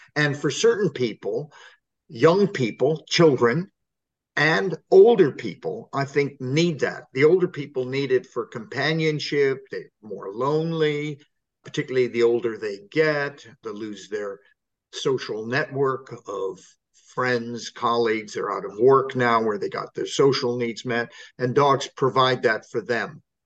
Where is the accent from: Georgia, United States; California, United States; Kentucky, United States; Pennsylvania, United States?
California, United States; moved away as an adult; now in England, United Kingdom; I come from California